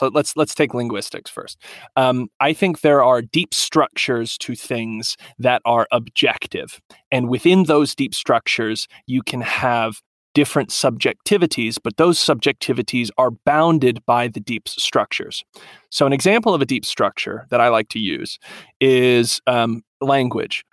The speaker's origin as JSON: {"language": "English", "region": "Southern Appalachia", "country": "United States", "said": "Southern Appalachian, like where I'm from, Southern Appalachian is an American culture"}